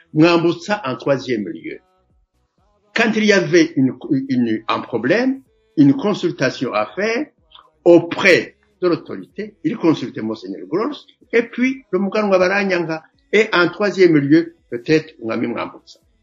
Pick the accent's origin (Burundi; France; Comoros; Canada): Burundi; Makebuko, Gitega Province; Moi, je suis de Makebuko, euh, dans le la partie sud de, la province de Gitega.